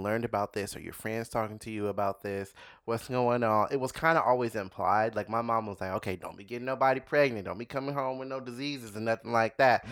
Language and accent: English; Los Angeles, California, United States; L A, it was out here